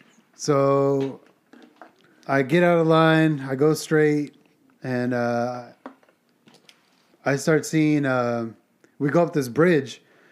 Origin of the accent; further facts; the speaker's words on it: Virginia, United States; And I'm like, oh, sorry, we're from Virginia.